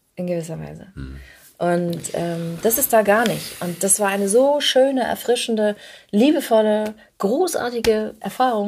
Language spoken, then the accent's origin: German; Hamburg, Germany; moved away as an adult; also born or lived in Ulm; now in Berlin, Germany; ich komme aus Hamburg